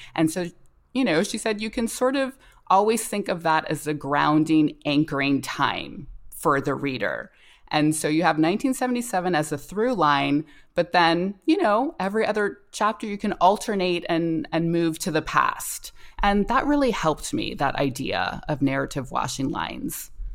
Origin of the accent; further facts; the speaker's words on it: North Carolina, United States; I grew up in North Carolina